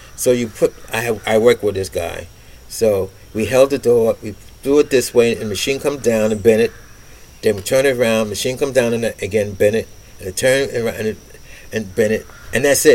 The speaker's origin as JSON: {"language": "English", "town": "New York City", "region": "New York", "country": "United States", "tie": "born or raised there", "said": "I was born and raised in Brooklyn, Bedford"}